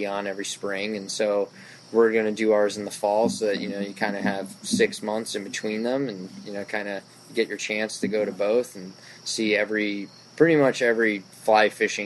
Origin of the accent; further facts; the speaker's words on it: Bethesda, Maryland, United States; I grew up in Bethesda